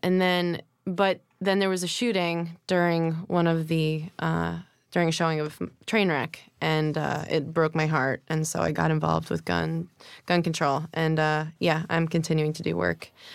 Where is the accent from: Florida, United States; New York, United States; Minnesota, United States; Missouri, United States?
New York, United States; Rockville Centre; also born or lived in Manhattan, New York / Hempstead, New York; now in New York, United States; Born at Lenox Hill, and then we moved out to Long Island